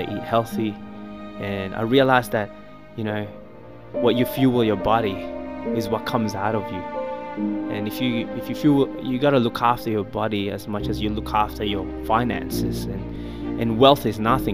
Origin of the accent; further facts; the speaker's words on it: Philippines; I was born in the Philippines